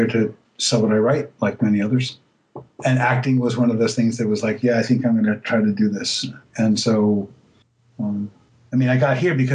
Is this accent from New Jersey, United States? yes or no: no; New York City, New York, United States; moved away as an adult; also born or lived in Greensboro, North Carolina; now in Los Angeles, United States; I spent my born and raised in New York City